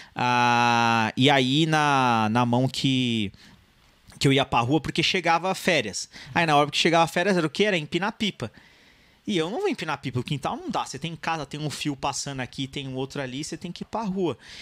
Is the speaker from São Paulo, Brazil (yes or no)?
yes; São Paulo, Brazil; also born or lived in São Bernardo do Campo; eu não nasci no ABC, eu nasci em São Paulo, mas ali divisa com São Bernardo.